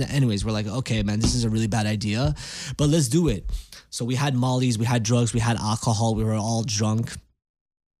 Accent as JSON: {"language": "English", "town": "Montreal", "region": "Quebec", "country": "Canada", "said": "we're from Montreal, and we live in the province of Quebec, which is a French-speaking province"}